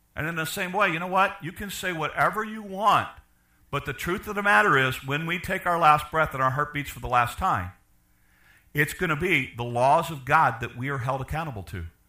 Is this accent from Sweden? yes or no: no; Chicago, Illinois, United States; I'm from Chicago.